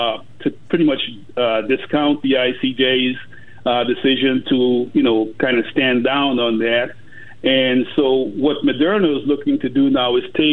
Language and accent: English; Guyana; moved away; I'm from Guyana, and I grew up there